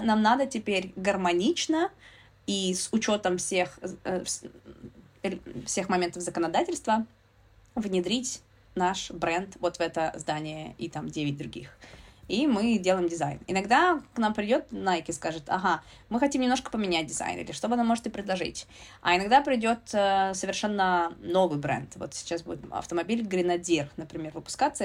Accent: Murmansk, Murmansk Oblast, Russia; moved away as an adult; also born or lived in United States / United Kingdom; now in London, United Kingdom

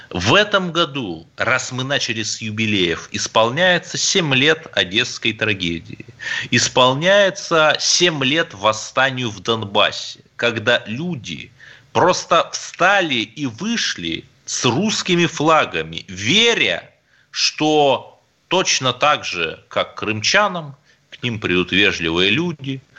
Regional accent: Cherepovets, Vologda Oblast, Russia; born there; Я русский человек, у меня одно гражданство России. Я здесь родился в Череповце и собираюсь здесь умереть.

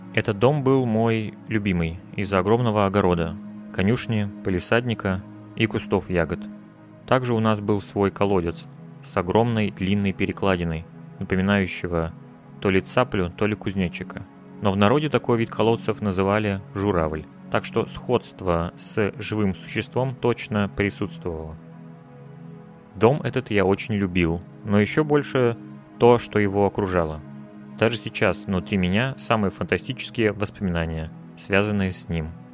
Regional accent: Russia; я родился в России

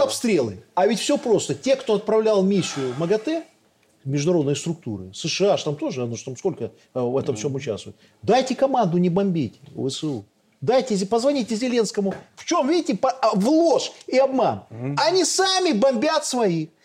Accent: Belarus; мы белорусы

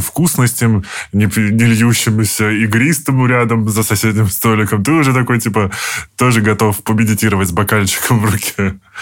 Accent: Moscow Oblast, Russia; я из Подмосковья

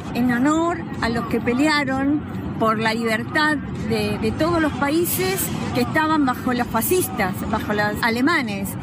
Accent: Argentina; Yo prácticamente nací en la Argentina

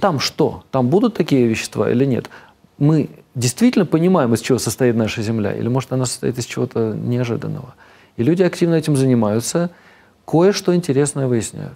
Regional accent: Moscow, Russia; moved away as an adult; also born or lived in United Kingdom / United States / Switzerland; now in Vereya, Russia; я вырос в Москве

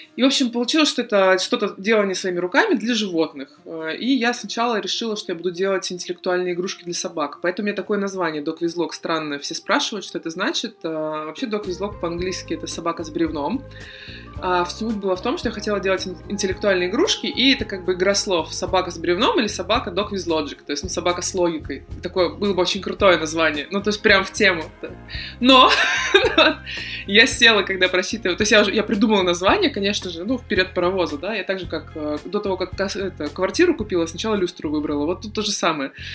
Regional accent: Saint Petersburg, Russia; я из Питера

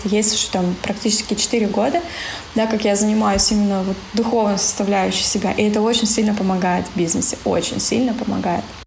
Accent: Siberia, Russia; moved away; В нашу Сибирь. Ну, я думаю, что да. Тянет меня все равно в родные края

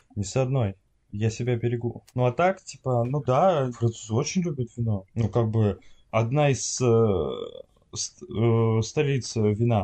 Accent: Russia; now in France; я из России

